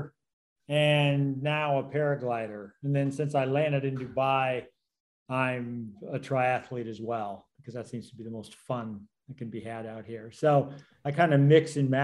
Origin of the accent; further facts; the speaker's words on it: Colorado, United States; moved away; also born or lived in New Zealand; I grew up in Colorado